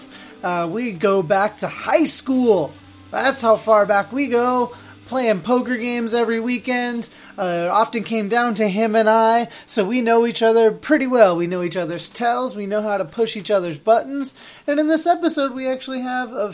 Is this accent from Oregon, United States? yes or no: yes; Keizer, Oregon, United States; born or raised there